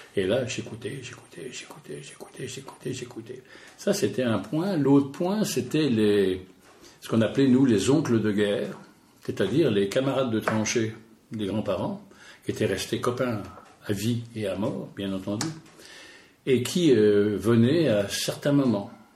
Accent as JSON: {"language": "French", "region": "Normandy", "country": "France", "said": "Chez nous, en Normandie"}